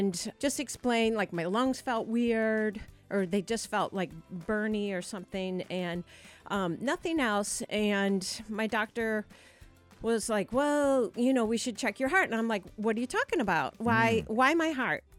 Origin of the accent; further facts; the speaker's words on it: Michigan, United States; now in South Portland, United States; I grew up in Michigan